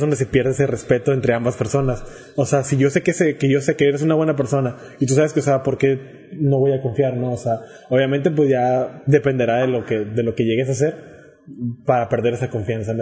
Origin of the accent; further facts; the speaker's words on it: Mexico; somos mexicanos